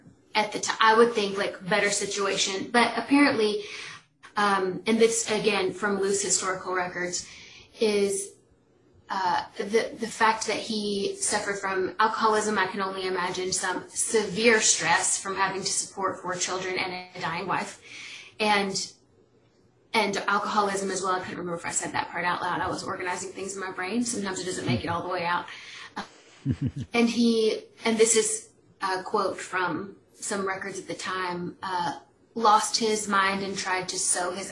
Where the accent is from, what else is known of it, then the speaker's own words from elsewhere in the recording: Atlanta, Georgia, United States; accent: country; I live in Atlanta, if y'all can't hear from my accent, like country